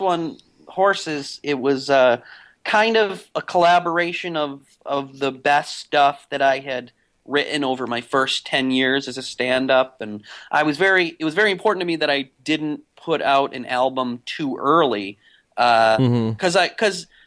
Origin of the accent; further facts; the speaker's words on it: the Berkshires, western Massachusetts, United States; moved away as an adult; now in New York, United States; I grew up in the Berkshires, which is in western Massachusetts